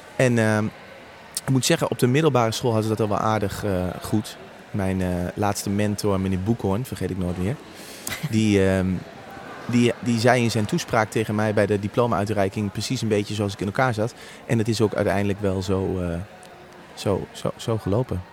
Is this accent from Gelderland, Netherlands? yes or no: yes; Apeldoorn, Gelderland, Netherlands; ik ben opgegroeid in Apeldoorn